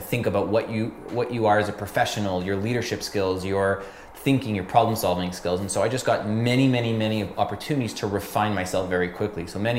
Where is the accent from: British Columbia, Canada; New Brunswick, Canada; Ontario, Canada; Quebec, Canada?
Quebec, Canada; Montreal; So I'm born and raised in Montreal.